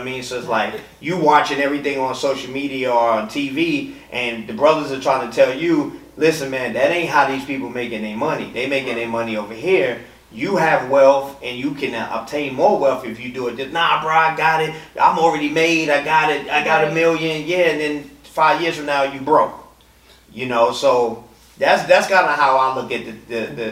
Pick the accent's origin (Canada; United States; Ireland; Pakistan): United States; New York; now in Atlanta, United States; I'm originally from New York, been living in Atlanta, going on 21 years